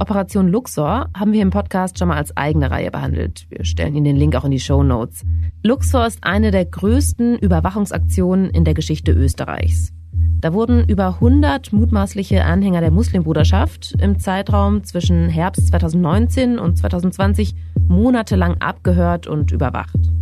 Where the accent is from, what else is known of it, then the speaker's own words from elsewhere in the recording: Germany; bei uns in Deutschland